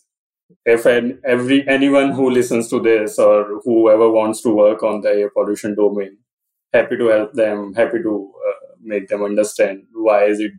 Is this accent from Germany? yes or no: no; Delhi, India; I was born and brought up in Delhi